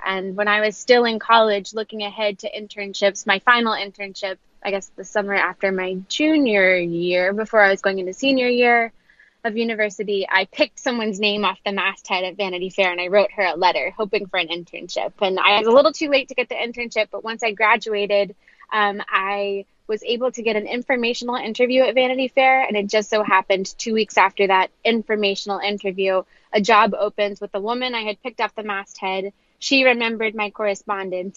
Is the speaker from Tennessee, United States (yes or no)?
yes; Knoxville, Tennessee, United States; moved away as an adult; also born or lived in Ohio; now in New York City, United States; I'm originally from Knoxville, Tennessee